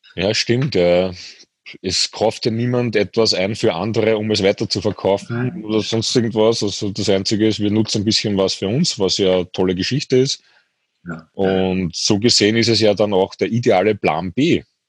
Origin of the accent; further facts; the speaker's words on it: Austria; bei uns in Österreich